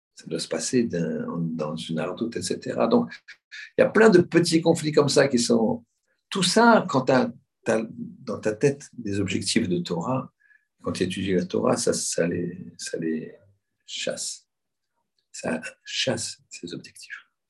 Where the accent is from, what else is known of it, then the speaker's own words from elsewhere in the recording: Paris, Île-de-France, France; On est des Européens, des Parisiens.